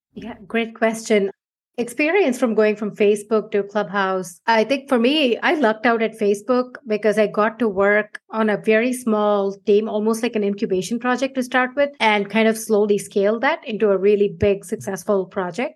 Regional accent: India; moved away as an adult; now in United States; I moved from India over 15 years ago now.

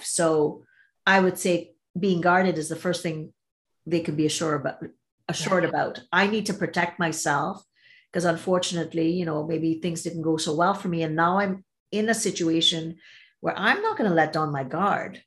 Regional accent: Trinidad & Tobago; moved away as an adult; also born or lived in Toronto, Canada; I'm from Trinidad and Tobago and grew up there, came to go to school

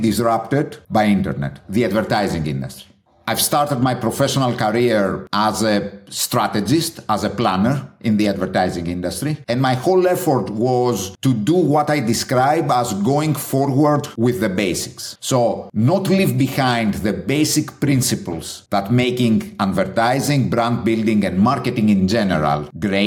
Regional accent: Athens, Attica, Greece; English is a second language; moved away as an adult; also born or lived in Chicago, United States; born and bred in Greece, in Athens.

